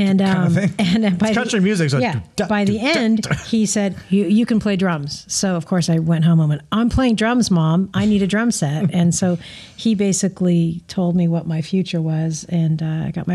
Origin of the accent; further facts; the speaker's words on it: Anaheim, California, United States; born and raised in Anaheim, grew up there, was there till I was about 12